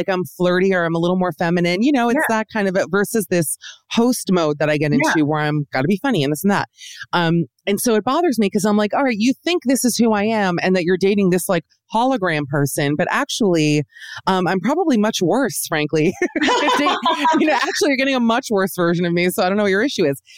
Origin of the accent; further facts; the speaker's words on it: Miami, Florida, United States; moved away; also born or lived in New York; I'm actually from Miami, where I am as we speak.